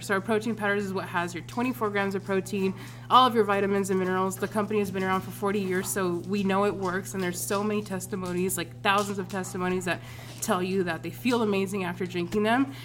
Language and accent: English; Anderson, California, United States; this is where I grew up in Anderson